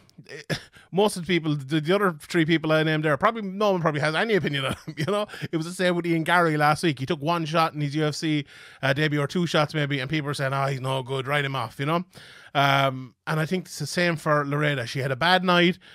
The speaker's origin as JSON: {"language": "English", "town": "Dublin", "region": "Leinster", "country": "Ireland", "said": "here in my home country of Dublin, Ireland."}